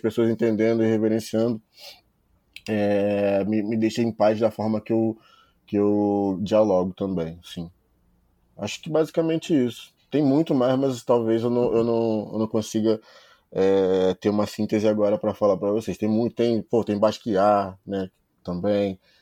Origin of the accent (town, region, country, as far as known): Brazil